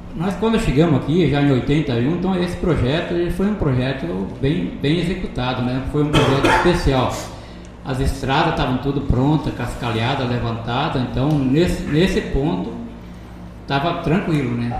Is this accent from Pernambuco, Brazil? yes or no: no; Ronda Alta, Rio Grande do Sul, Brazil; moved away as an adult; now in Lucas do Rio Verde, Brazil; eu vim lá do Rio Grande do Sul, município de Ronda Alta